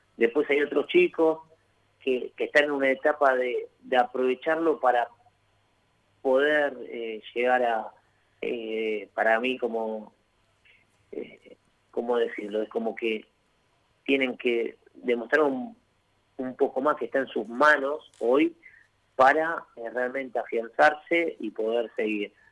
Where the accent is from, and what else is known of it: Argentina